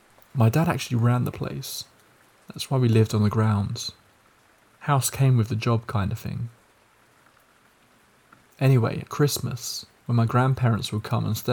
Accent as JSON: {"language": "English", "country": "Malaysia", "second_language": "English", "said": "In my culture, I'm Malaysian, we have ghosts like Pontianak, Pocong, Toyol, Langsir, among others."}